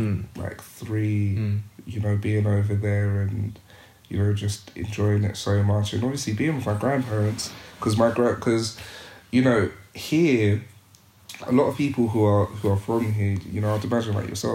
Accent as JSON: {"language": "English", "country": "Zimbabwe", "tie": "born or raised there", "said": "My growing up in Zimbabwe, my grandfather was a head teacher."}